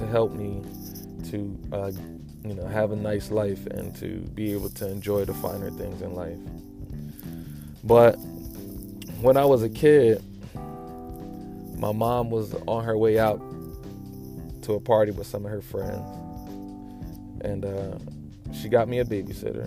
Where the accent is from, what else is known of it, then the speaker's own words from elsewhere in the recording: Trenton, New Jersey, United States; I grew up in Trenton, New Jersey, in the projects.